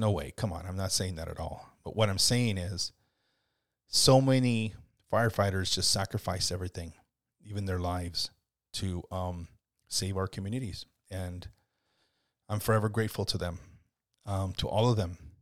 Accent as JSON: {"language": "English", "country": "United States", "also_born_or_lived": "Mexico (family origin)", "lives_now": "Scotts Valley, United States", "said": "it's saddened me as an American, even though my family's from Mexico, my family all grew up in, in, uh, you know, Mexico"}